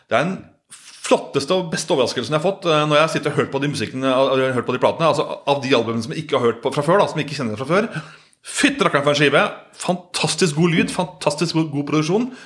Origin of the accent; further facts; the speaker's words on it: Solør, Innlandet, Norway; jeg er fra Soler, altså Kirken her, da.